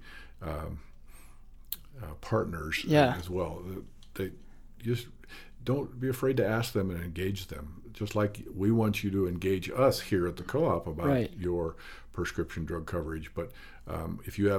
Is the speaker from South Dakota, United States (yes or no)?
yes; South Dakota, United States; moved away as an adult; now in Montana, United States; I grew up in South Dakota, but moved to Montana during my college years